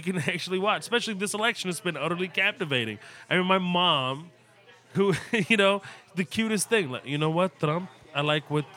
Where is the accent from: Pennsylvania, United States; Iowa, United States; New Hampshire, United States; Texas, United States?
Texas, United States; Houston; also born or lived in Kuwait / Burin, Palestine; My hometown, Houston